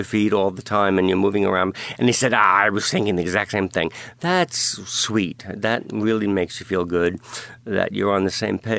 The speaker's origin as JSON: {"language": "English", "town": "New York City", "region": "New York", "country": "United States", "tie": "born or raised there", "said": "I grew up in Brooklyn and Staten Island"}